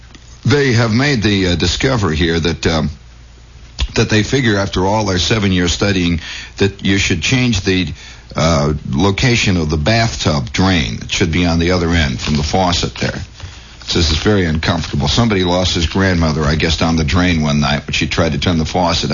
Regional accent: New Jersey, United States; I'm from New Jersey, and I'm proud about it, and I brag about it.

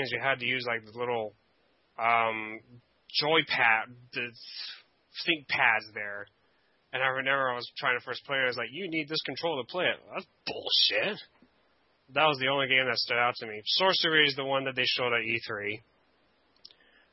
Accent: Canada

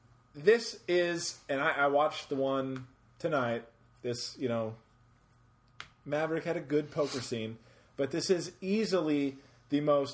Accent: Mobile, Alabama, United States; I'm from Mobile. Mobile, Alabama.

